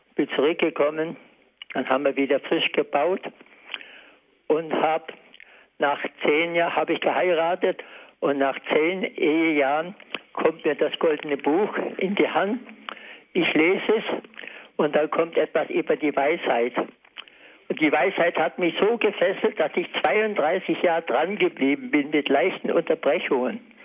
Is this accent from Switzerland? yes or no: no; Upper Silesia, Poland; moved away as an adult; Ich komme aus Oberschlesien und habe Heimat und Bauernhof und alles verlassen